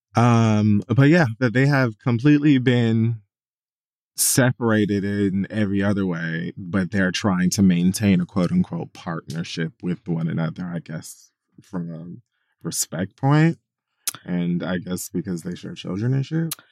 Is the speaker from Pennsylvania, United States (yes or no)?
no; Miami, Florida, United States; I grew up in Miami